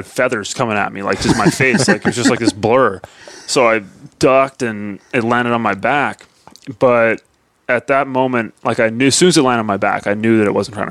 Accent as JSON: {"language": "English", "country": "Canada", "said": "I'm Canadian"}